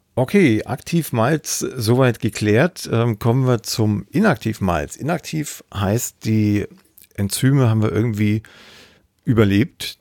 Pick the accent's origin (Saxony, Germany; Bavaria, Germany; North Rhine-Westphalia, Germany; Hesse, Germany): Saxony, Germany; Ore Mountains; Also ich komme aus dem Erzgebirge, aus Sachsen.